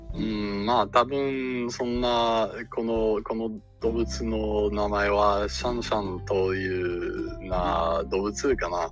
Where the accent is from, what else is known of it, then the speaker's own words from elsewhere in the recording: Canada; Japanese is a second language; カナダ、カナダの出身です。